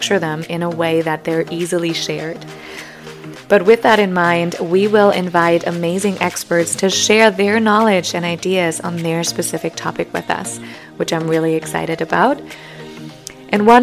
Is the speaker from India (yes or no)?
no; Germany; English is a second language; moved away; I'm originally from Germany, so if you detect a hint of an accent or stumble over some of my words, that may be why